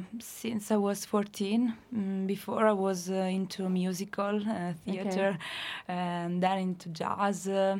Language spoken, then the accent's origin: English; Marche, Italy; moved away as an adult; also born or lived in Cork, Ireland; I'm from the center of Italy, from a region called Marche, from the center east.